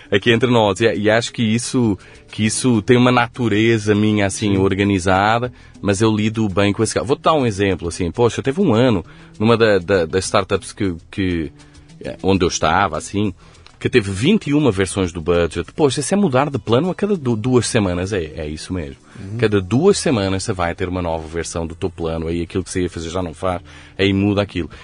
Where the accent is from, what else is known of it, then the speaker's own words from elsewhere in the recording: Coimbra, Centro, Portugal; accent: Coimbra; moved away as an adult; also born or lived in Lisbon / Rio de Janeiro; now in São Paulo, Brazil; Nasci em Coimbra. Nasci, cresci, estudei em Coimbra.